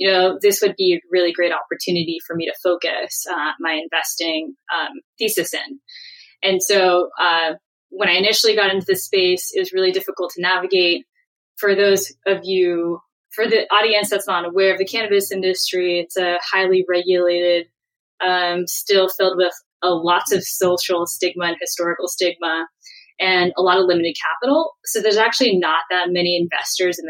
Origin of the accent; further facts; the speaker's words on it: San Francisco, California, United States; I grew up in San Francisco proper in the city, in the public school system with a single mom